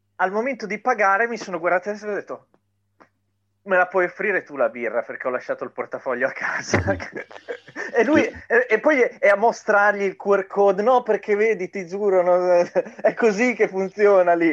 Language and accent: Italian; Italy